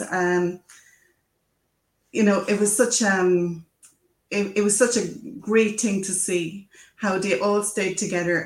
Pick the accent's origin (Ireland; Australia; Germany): Ireland; I'm an Irish person, so we love telling stories